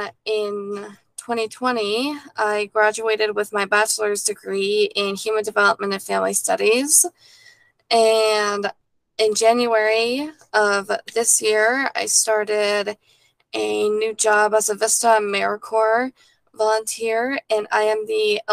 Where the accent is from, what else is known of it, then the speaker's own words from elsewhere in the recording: Park City, Utah, United States; I grew up in Park City, Utah